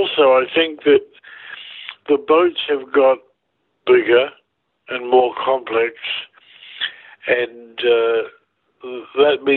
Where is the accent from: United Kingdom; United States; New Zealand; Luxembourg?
New Zealand; now in Vancouver, Canada; Like I grew up in New Zealand, and it's very boating oriented mm-hmm. life